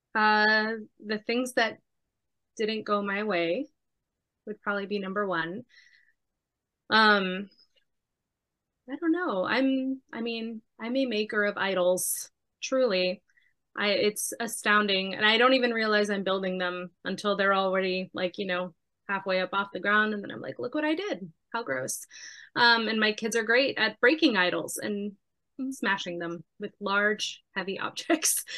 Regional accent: Miami, Florida, United States; I was born and raised in Miami

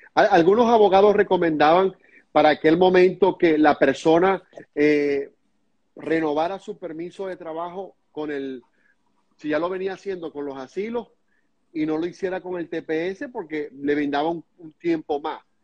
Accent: Venezuela; now in United States; nosotros como venezolanos y también algunos colegas míos, como venezolanos y como periodistas

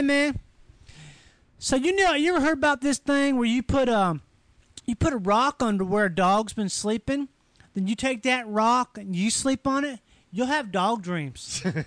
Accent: Rochester, Minnesota, United States; moved away; I grew up in Rochester, Minnesota

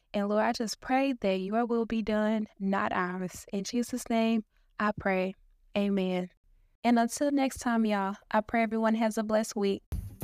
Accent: Dallas, Texas, United States; I was born and raised in Dallas, Texas

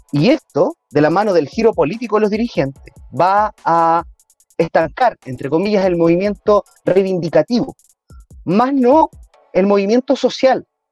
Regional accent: Curanilahue, Biobío, Chile; en Curanilagua, aquí mismo, el territorio donde, de donde yo soy

